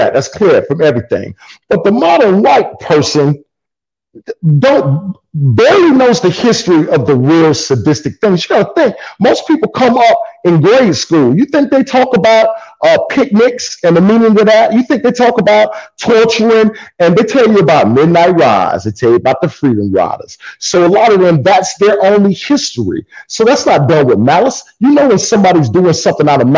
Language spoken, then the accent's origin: English; South Carolina, United States; I was raised in South Carolina